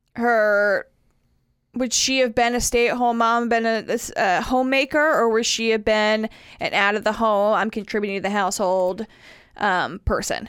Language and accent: English; the North, United States; moved away; I'm from the North